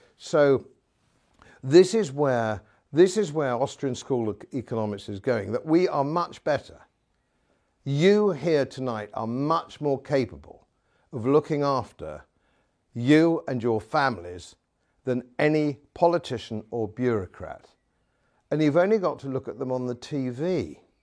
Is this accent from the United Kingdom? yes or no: yes; England, United Kingdom; Being an Englishman, uh, in, in modern Britain